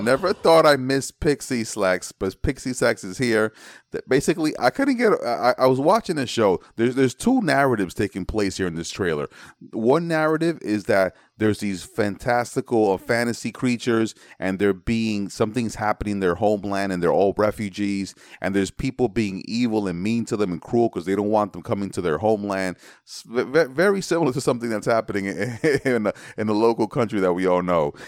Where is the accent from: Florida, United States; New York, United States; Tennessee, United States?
New York, United States; New York City; also born or lived in Manhattan / Brooklyn; I'm from the Bronx. I was born in Manhattan. I live in Brooklyn